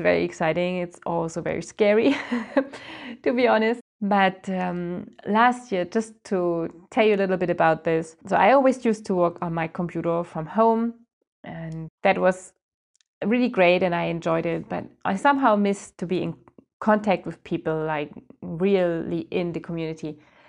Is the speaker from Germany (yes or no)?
yes; Germany; moved away as an adult; now in France; I came to France from Germany with my husband at that time.